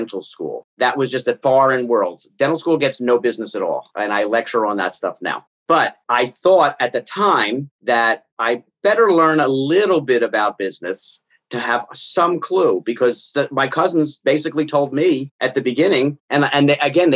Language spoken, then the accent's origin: English; Philadelphia, Pennsylvania, United States; moved away as an adult; also born or lived in Long Island, New York / Dallas; I grew up in Philadelphia, went to Temple